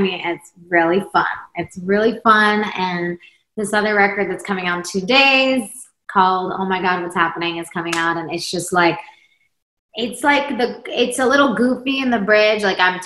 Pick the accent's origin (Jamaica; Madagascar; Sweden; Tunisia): Sweden; now in United States; And then I'm from Sweden, came to America.